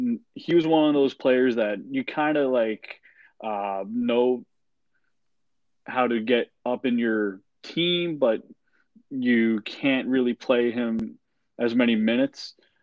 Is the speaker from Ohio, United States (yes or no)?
no; Springfield, Massachusetts, United States; moved away; I'm originally from Springfield, Mass